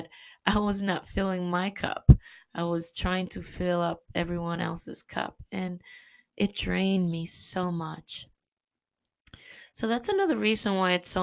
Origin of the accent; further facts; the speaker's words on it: New York, United States; moved away; also born or lived in Caribbean; I love New York. It's my hometown.